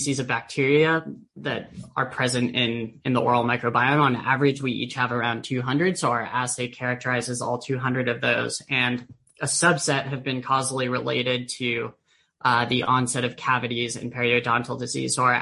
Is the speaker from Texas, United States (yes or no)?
no; San Diego, California, United States; I grew up in San Diego